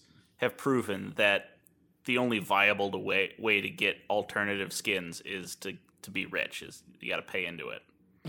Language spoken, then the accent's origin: English; New Orleans, Louisiana, United States; I'm from New Orleans.